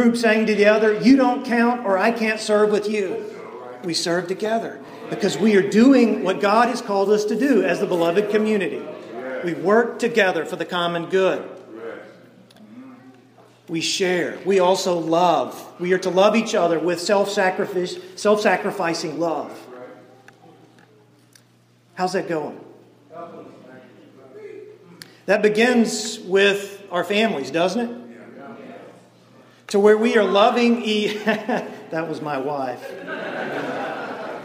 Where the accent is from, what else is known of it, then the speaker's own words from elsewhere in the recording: East Texas, United States; now in Shreveport, United States; I grew up in East Texas